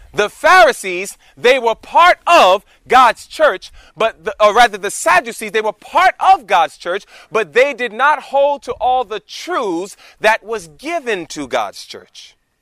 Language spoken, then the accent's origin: English; New York City, New York, United States; moved away as an adult; We were born and raised in New York City, the concrete jungle of New York